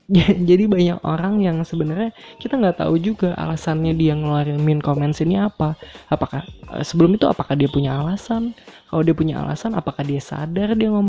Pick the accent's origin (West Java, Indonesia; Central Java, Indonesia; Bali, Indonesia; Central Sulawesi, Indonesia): West Java, Indonesia; Bandung; moved away as an adult; now in Surakarta, Indonesia; Gue kuliah di Solo nih, sedangkan gue aslinya adalah dari Bandung. Seumur hidup gue habiskan di Bandung sampai SMA, dan gue tinggal di lingkungan yang homogen.